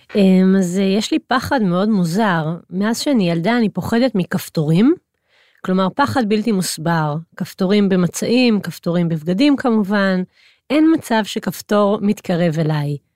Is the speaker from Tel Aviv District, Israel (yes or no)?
no; Hod HaSharon, Central District, Israel; גדלתי בהוד השרון